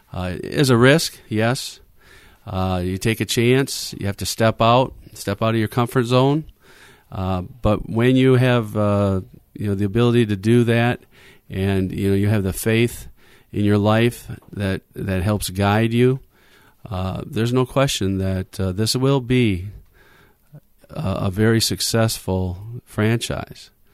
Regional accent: Muskegon, Michigan, United States; born and raised in Muskegon

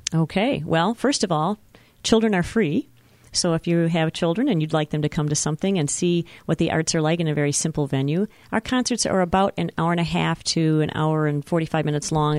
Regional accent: Petoskey, Michigan, United States; moved away as an adult; also born or lived in Lansing, Michigan / Muskegon, Michigan; I grew up in Petoskey, Michigan

